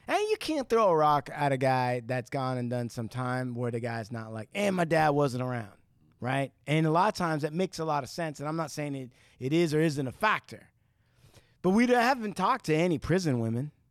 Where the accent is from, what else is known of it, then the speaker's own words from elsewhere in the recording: Santa Ana, California, United States; I was born in Santa Ana